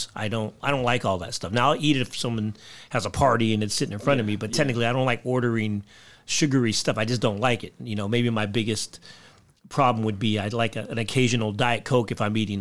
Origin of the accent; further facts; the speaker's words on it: Philippines; I'm Filipino